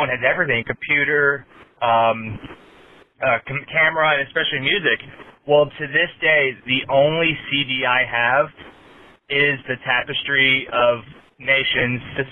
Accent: Florida, United States; moved away as an adult; growing up in Florida

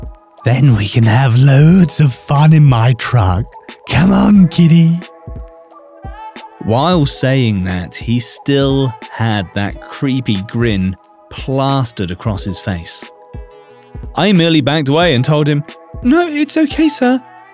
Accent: Ecuador; Back when I was 10 years old, my family decided to take a visit to my hometown of Ecuador.

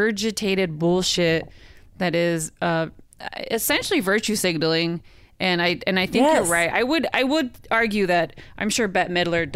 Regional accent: Modesto, California, United States; now in Los Angeles, United States; my hometown of Modesto.

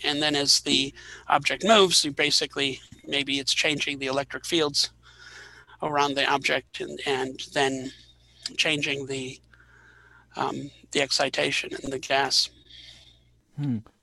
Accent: Wisconsin, United States; moved away as an adult; also born or lived in Bozeman, Montana; I grew up in Wisconsin

